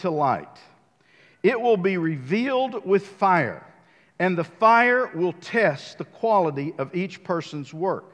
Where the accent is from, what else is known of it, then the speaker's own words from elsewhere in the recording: United States; I'm a builder from the United States